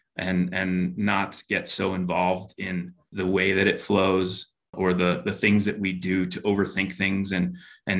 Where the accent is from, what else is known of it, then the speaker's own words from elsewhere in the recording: Yampa Valley, Colorado, United States; I grew up in the Yampa Valley